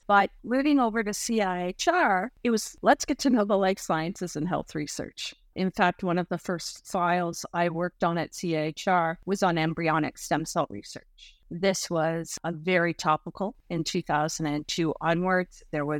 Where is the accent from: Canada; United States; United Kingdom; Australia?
Canada; And it merely heightened my awareness and deepened my passion for being Canadian.